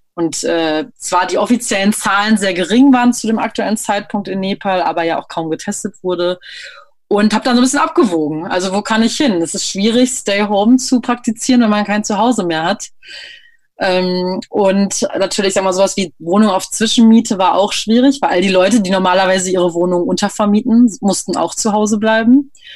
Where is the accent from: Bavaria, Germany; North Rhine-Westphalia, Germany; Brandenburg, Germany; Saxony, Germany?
North Rhine-Westphalia, Germany; near Münster; moved away; also born or lived in Berlin; Ich komme eigentlich aus der Nähe von Münster.